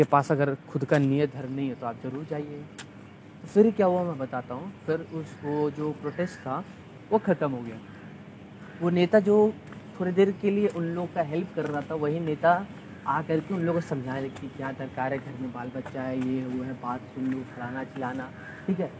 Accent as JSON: {"language": "Hindi", "region": "Bihar", "country": "India", "said": "अगर आप वही बिहार में चले जाओ मैं बिहार से बिलोंग करता हूँ बिहार का पटना का हाल इतना बेहाल है"}